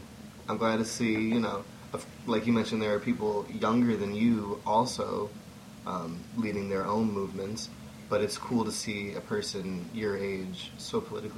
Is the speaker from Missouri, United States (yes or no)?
yes; St. Louis, Missouri, United States; now in Burlington, United States; I grew up in St. Louis